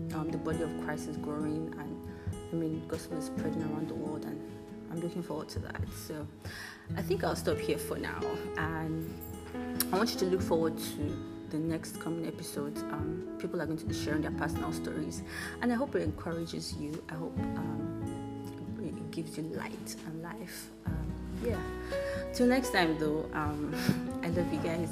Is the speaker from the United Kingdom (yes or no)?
no; Nigeria; I'm Nigerian. That might be a little obvious, but yeah, I'm Nigerian.